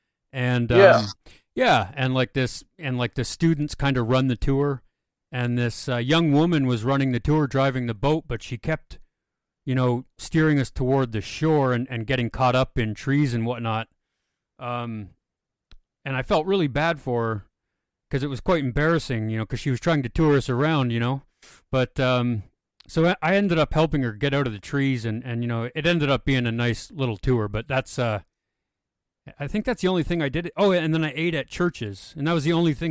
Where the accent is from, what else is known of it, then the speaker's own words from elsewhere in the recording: near Toronto, Ontario, Canada; I'm from near Toronto